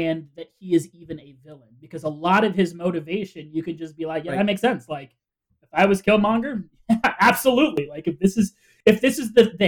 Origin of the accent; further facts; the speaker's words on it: Florida, United States; moved away as an adult; also born or lived in Puerto Rico; now in New Hampshire, United States; I lived in Florida my entire life.